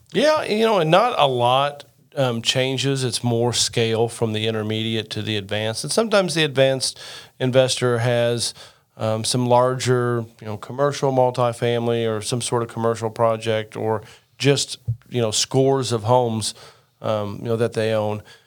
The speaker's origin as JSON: {"language": "English", "town": "Rockport", "region": "Indiana", "country": "United States", "tie": "born or raised there", "said": "my hometown of uh, Rockport, Indiana, just outside of Evansville, southern part of the state"}